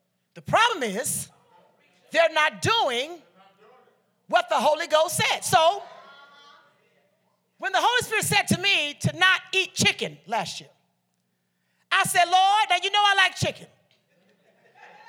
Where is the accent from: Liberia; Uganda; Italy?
Liberia; I'm Liberian from the Bassa tribe